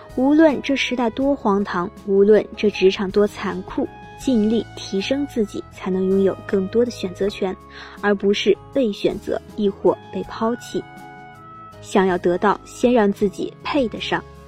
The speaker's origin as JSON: {"language": "Chinese", "region": "Hebei", "country": "China", "tie": "born or raised there", "moved": "yes", "said": "我老家河北"}